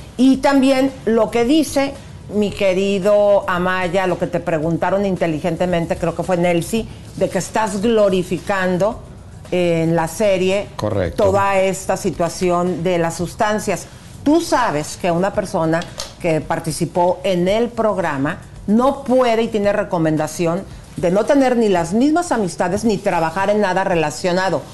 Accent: Mexico; como mexicana

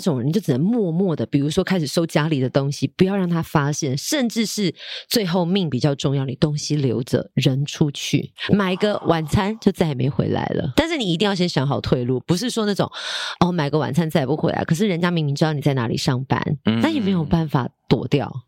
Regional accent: Taipei, Taiwan; 我自己也是住在大安区。可是不是因为我 后来埋在大安区，而是我从小就在这个区域长大，嗯。所以我的，呃，购物需求也是从周边开始

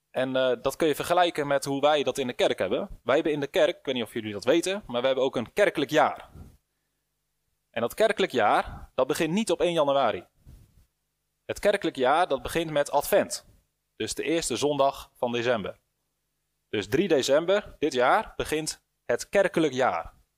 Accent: Netherlands

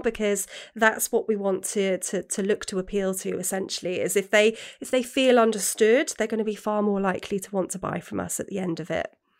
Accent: England, United Kingdom; now in Wales, United Kingdom; when I grew up in England, um, having a Welsh name

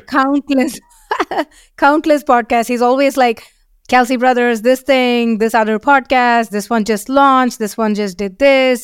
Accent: India; moved away as an adult; also born or lived in Seattle, United States / San Francisco, United States; now in London, United Kingdom; we are from India

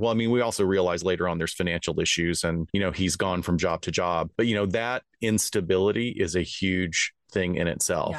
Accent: Alabama, United States; moved away; I'm from Alabama originally

